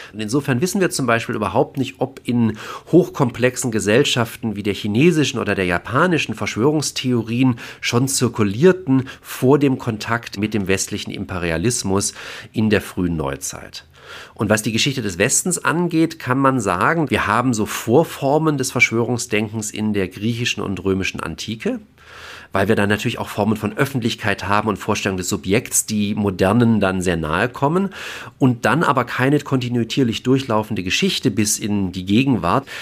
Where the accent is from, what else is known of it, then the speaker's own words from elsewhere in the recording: Germany; bei uns in Deutschland